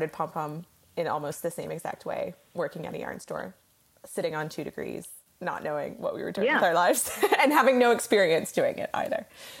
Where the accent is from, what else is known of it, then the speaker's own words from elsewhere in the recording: Fairfax County, suburbs of Washington D.C., Virginia, United States; moved away; I actually grew up in the suburbs of Washington.